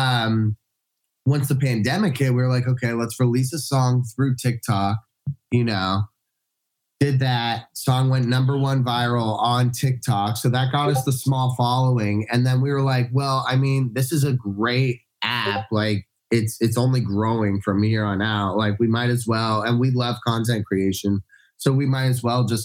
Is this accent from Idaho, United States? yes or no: no; Orange County, California, United States; I'm from Orange County